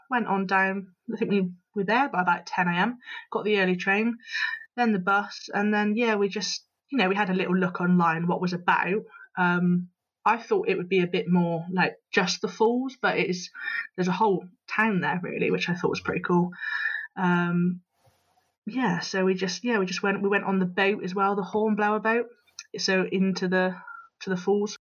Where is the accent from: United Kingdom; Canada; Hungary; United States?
United Kingdom; England; he obviously recognised my accent and he asked where I was from. So I said I was from England.